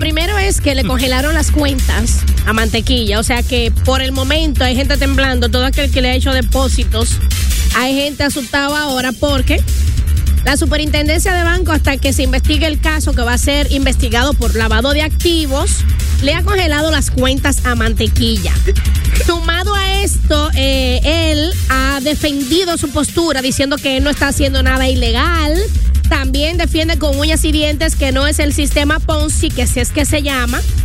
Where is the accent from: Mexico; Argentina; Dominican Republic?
Dominican Republic; now in New York, United States; Somos dominicanos. Yo que estoy por Nueva York